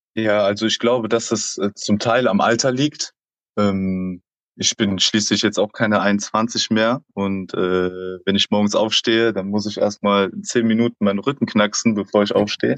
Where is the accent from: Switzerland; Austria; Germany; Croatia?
Germany; Aachen, North Rhine-Westphalia; moved away; also born or lived in Northern Germany / Koblenz; ich bin ja gebürtiger Aachener.